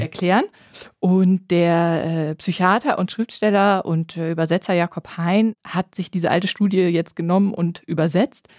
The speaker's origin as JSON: {"language": "German", "town": "Bonn", "region": "North Rhine-Westphalia", "country": "Germany", "said": "Ich komme ja aus Bonn, also aus der Nähe von Köln"}